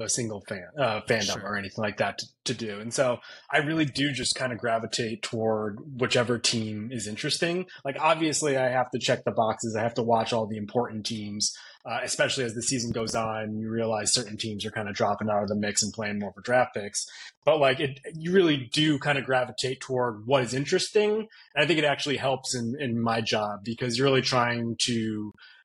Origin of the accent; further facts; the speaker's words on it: Connecticut, United States; I grew up in Connecticut